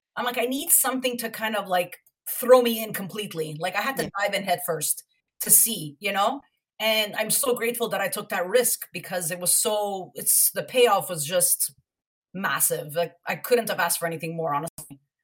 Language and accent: English; Montreal, Quebec, Canada; moved away as an adult; now in Toronto, Canada; I'm originally from Montreal, and I moved to Toronto in 2002